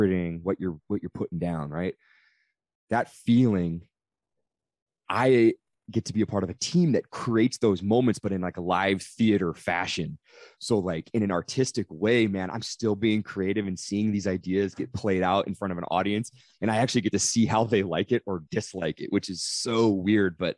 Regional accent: Redding, California, United States; now in Sacramento, United States; I grew up in Redding, California

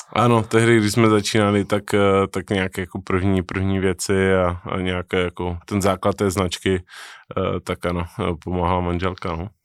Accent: Czechia; Narozený jsem v Česku, ale otec byl Řek, takže spolo, formálně jsem z poloviny Řek.

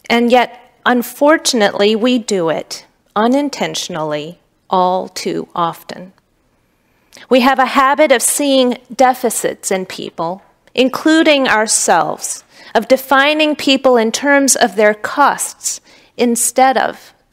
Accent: Pontiac, Michigan, United States; I'm from Pontiac, Michigan. My dad wasn't in the home. My neighborhood was dangerous, and we had no positive black male role models.

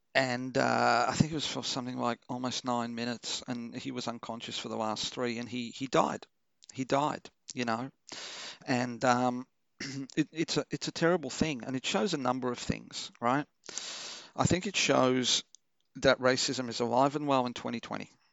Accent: Melbourne, Victoria, Australia; English is a second language; also born or lived in Portugal; I grew up in Chelsea, you know, one of the whitest fucking neighborhoods ever.

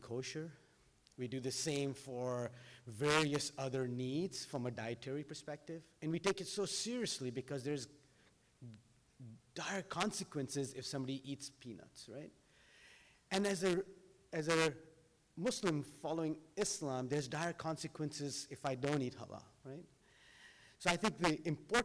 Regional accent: Doha, Qatar; now in United States; as I grew up in Doha

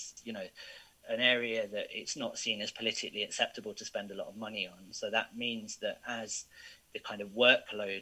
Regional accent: United Kingdom; I was born here. I'm a British citizen

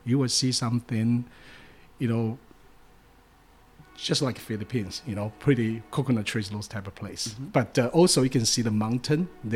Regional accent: eastern Taiwan, Taiwan; English is a second language; moved away as an adult; also born or lived in Ohio / Louisiana; now in Plattsburgh, United States; I come from Taiwan, and, I'm not even from the city area of Taiwan, so I'm from the country area of Taiwan. So my hometown is basically a tourism city

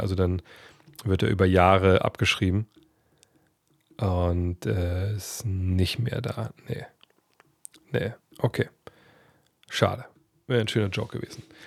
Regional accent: Wolfsburg, Lower Saxony, Germany; moved away; also born or lived in Frankfurt am Main; Dann sind wir hier in, in meine Heimat gezogen. Nach Wolfsburg

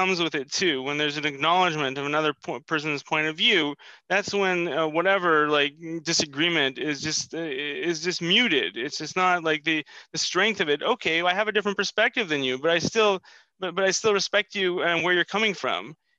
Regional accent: Canada; born there; I mean, I was born in Canada, and you know, I've always felt kind of a stranger in so many different context.

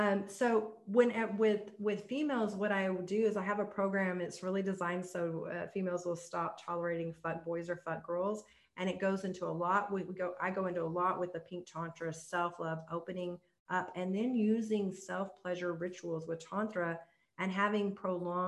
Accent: the Bible Belt, United States; I grew up in the Bible Belt

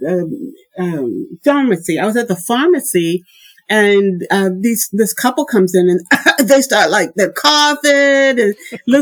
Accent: Indianapolis, Indiana, United States; moved away as an adult; also born or lived in Boston; now in Germany; I was born in Indianapolis, Indiana

